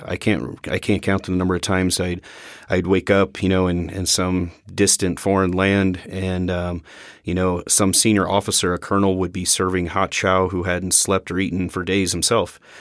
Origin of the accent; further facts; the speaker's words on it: Missouri, United States; moved away as an adult; leaving my home state of Missouri